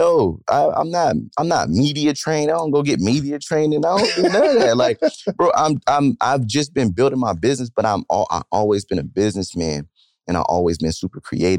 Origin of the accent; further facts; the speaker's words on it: Stockton, California, United States; bro, I'm from Stockton, California, bro.